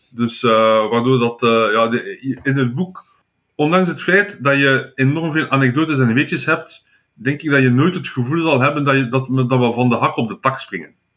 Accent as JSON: {"language": "Dutch", "region": "Flanders", "country": "Belgium", "said": "als Vlaming"}